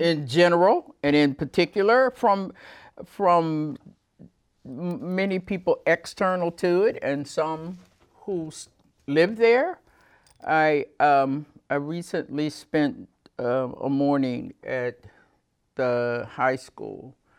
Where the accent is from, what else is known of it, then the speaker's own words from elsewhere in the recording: Mississippi, United States; moved away as an adult; now in Winooski, United States; I started teaching in the public schools of my home state of Mississippi in the early seventies